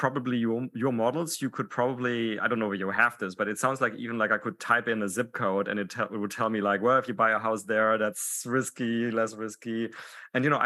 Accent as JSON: {"language": "English", "country": "Germany", "moved": "yes", "said": "I'm originally from Germany"}